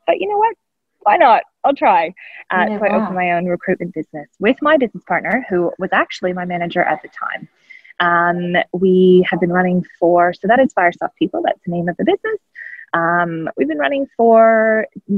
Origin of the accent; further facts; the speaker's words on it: Canada; moved away as an adult; now in Australia; I'm not Australian. I am a Canadian-born Australian adoptee, I like to say. I have been in Australia, nearly 12 years now.